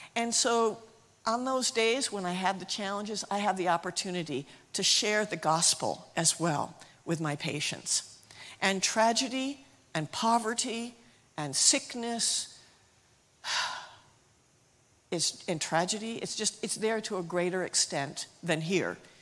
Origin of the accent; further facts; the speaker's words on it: United States; moved away as an adult; now in Zimbabwe; I'm from Lisbethan, and so I'm just from down the road, and I went to King College, so I'm just a local girl